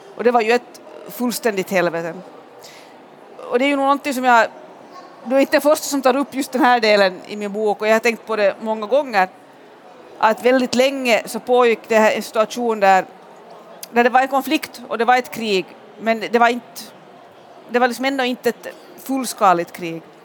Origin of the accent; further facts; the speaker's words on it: Pargas, Southwest Finland, Finland; moved away; i Pargas i sydvästra Finland där, där jag är född och där jag alltid är på somrarna